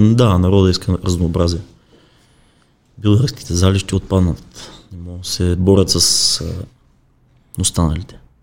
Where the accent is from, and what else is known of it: Bulgaria